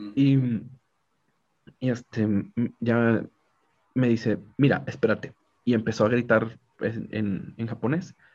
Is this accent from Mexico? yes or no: yes; Mexico; yo soy mexicano